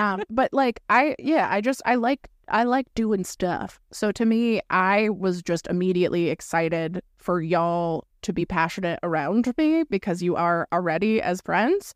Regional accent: Florida, United States; moved away; I'm from Florida originally.

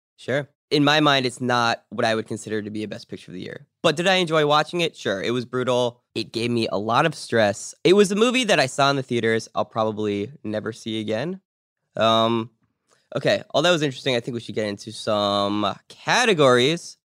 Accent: Pittsburgh, Pennsylvania, United States; I was born in Pittsburgh

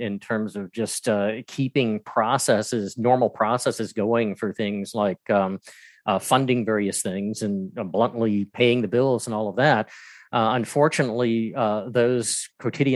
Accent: Atlanta, Georgia, United States; moved away as an adult; now in Greensboro, United States; I'm originally from Atlanta, Georgia.

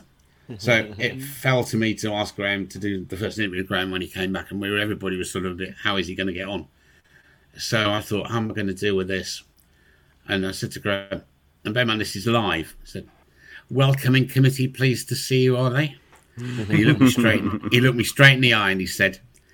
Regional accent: Watford, East of England, United Kingdom; I had the best nearly 30 years of my life involved in my hometown football club

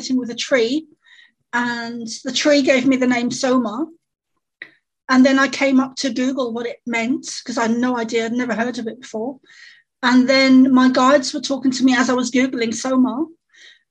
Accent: London, United Kingdom; I grew up in London, in the East End, which would be similar to the equivalent of the Bronx

